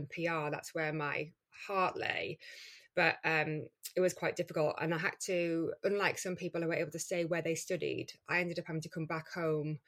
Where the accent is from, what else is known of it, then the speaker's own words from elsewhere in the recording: Geordie, North East England, United Kingdom; accent: Geordie; a Geordie accent, you know, in the middle of London